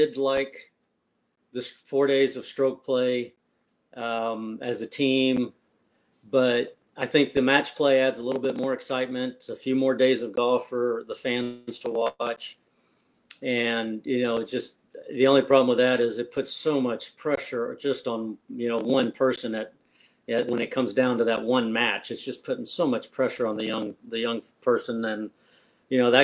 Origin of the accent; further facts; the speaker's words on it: Texas, United States; born and raised here